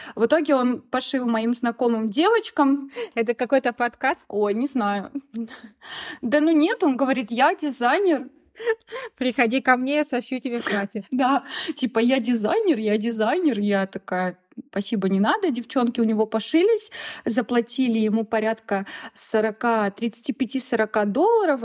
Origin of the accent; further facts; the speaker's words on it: Rossosh, Voronezh Oblast, Russia; moved away as an adult; now in Sulaymaniyah, Iraq; я из Воронежской области, город Росош